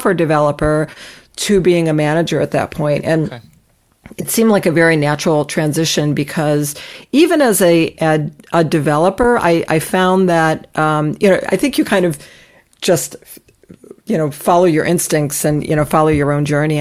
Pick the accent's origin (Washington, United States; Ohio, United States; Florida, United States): Ohio, United States; moved away as an adult; also born or lived in Long Island, New York; now in Newton, Massachusetts, United States; I grew up in Ohio